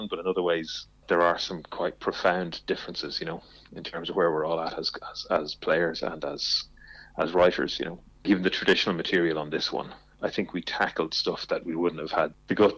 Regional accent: County Louth, Ireland; We're all from County Louth, right? All from around the county.

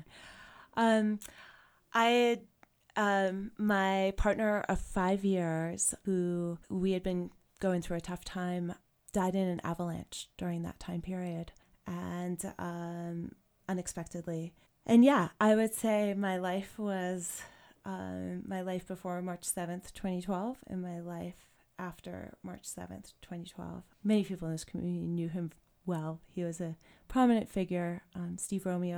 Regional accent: South Africa; moved away as an adult; now in Jackson, United States; Water was always an issue when I was growing up there

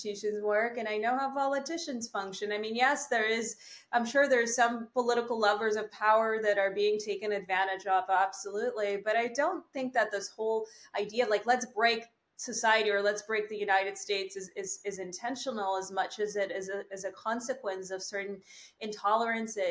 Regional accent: Canada; I am a Canadian

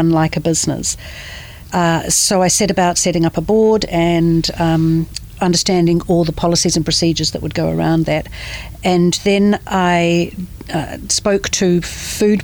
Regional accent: Manawatū-Whanganui, New Zealand; also born or lived in Dunedin; I had a typical Kiwi childhood. I grew up in the Manawatū

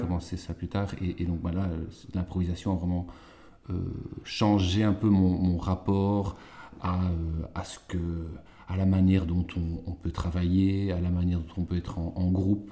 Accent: Walloon Brabant, Wallonia, Belgium; now in Leuven, Belgium; je suis originaire du Brabant wallon euh, et maintenant je vis à Louvain-Leuven.

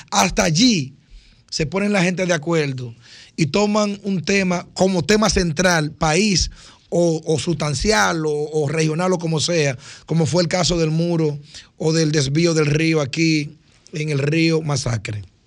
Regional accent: Dominican Republic; así nos dice que somos dominicanos

